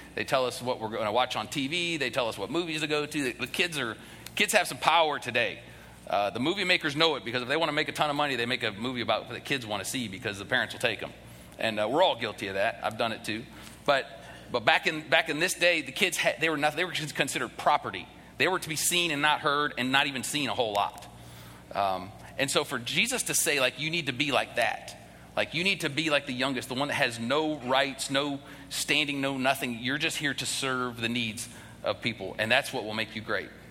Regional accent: the North, United States; now in the South, United States; I, am originally from the North

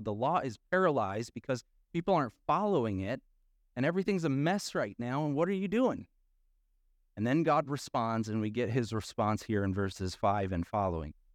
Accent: Midwest, United States; accent: nasally A; we're from the Midwest, like, back, uh, and we have that nasally

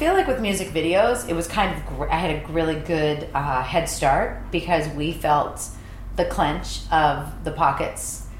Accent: East Coast, United States; Luckily, I'm from the East Coast, so I feel like I have a great negotiating skills

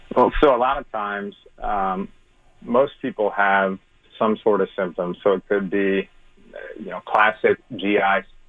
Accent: St. Louis, Missouri, United States; I'm from St. Louis. I'm actually in Florida right

